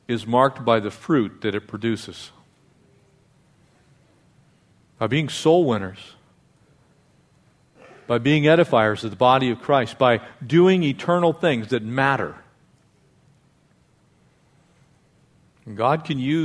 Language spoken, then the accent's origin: English; Escondido, California, United States; I grew up in a little town in North San Diego County. I was born in Escondido.